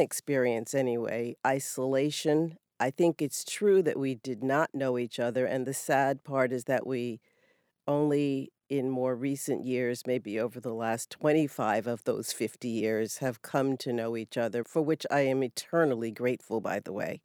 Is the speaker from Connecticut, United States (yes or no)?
yes; New Haven, Connecticut, United States; I'm from New Haven. My roots in New Haven are very deep